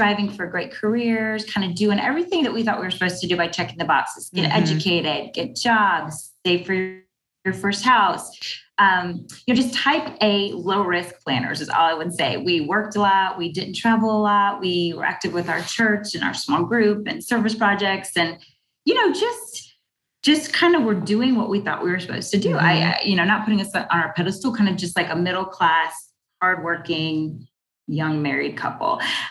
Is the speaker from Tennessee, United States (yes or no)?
no; Fairfax, Virginia, United States; also born or lived in Abilene, Texas; We live right outside Washington, D.C. in the Maryland suburbs. I actually grew up in Fairfax, Virginia, Northern Virginia